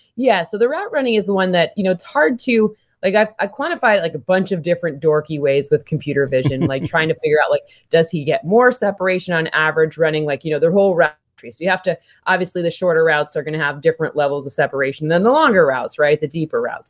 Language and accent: English; Michigan, United States; I don't usually say I'm from Michigan